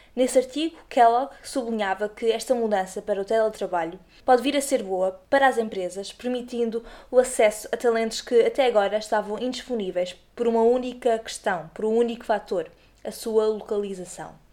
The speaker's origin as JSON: {"language": "Portuguese", "region": "Azores", "country": "Portugal", "tie": "born or raised there", "moved": "as an adult", "lives_now": "Lisbon, Portugal", "said": "Eu mesma nasci e cresci nos Açores, mas tenho vivido os últimos 7"}